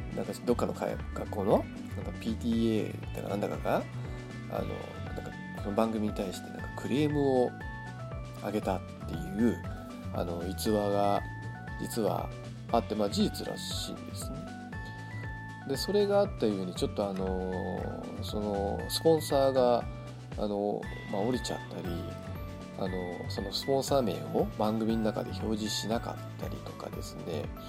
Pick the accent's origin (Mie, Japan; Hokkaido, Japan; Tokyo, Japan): Hokkaido, Japan; moved away; 私の実家っていう北海道の、しかも結構北海道の中でも寒い方の地方だったんで